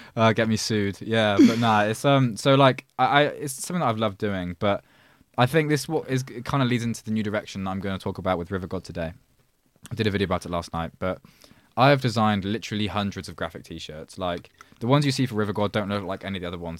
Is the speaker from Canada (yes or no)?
no; a village outside Oxford, South East England, United Kingdom; but I grew up in Oxford. Well, I grew up, I say Oxford is some village outside of Oxford